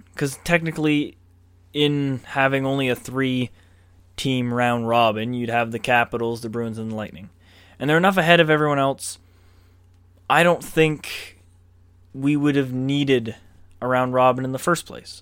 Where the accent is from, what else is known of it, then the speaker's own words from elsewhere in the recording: Canada; I'm a proud Canadian